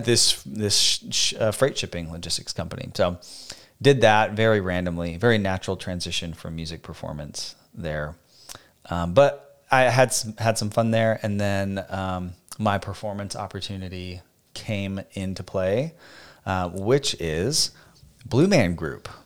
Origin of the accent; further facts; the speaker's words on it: Phoenix, Arizona, United States; moved away as an adult; also born or lived in Boston, Massachusetts; now in Nashville, United States; We are both from born and raised in Phoenix, Arizona